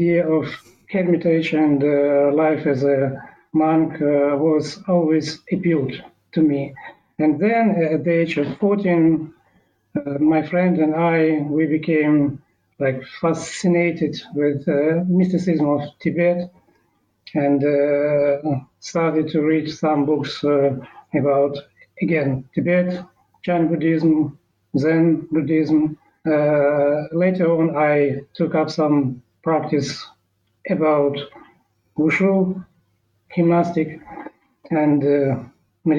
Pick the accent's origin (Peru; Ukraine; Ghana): Ukraine; English is a second language; moved away as an adult; also born or lived in Thailand; I was born in Soviet Union in 1971